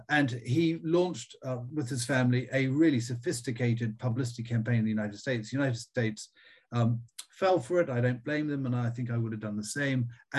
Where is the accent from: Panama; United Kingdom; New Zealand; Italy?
New Zealand; also born or lived in Australia; I mean, I was brought up in New Zealand and Australia, and I went to boarding school in Australia.